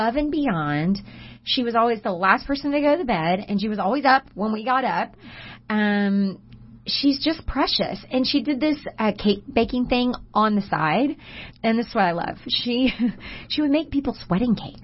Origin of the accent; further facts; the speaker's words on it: Humble, Texas, United States; I cannot go anywhere in my hometown